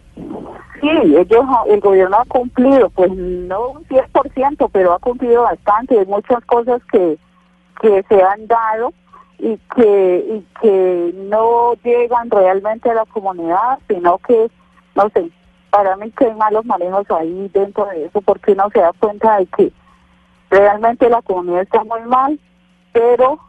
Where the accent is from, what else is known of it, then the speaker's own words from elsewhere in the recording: Cauca, Colombia; somos colombianos todos